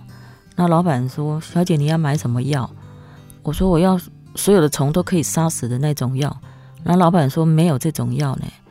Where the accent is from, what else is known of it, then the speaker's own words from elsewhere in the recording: Kaohsiung, Taiwan; 对，然后因为我又是从高雄市去嫁到新埤，那又没有朋友。